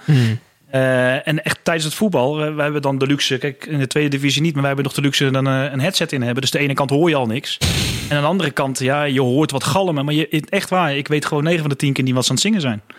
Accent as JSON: {"language": "Dutch", "town": "Houten", "region": "Utrecht", "country": "Netherlands", "tie": "born or raised there", "said": "ik zat dus in Houten op school"}